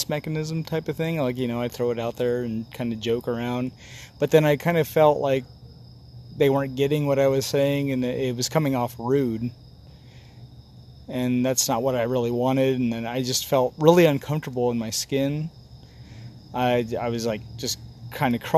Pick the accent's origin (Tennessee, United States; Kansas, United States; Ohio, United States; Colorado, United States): Kansas, United States; Holcomb; I grew up in Holcomb, Kansas.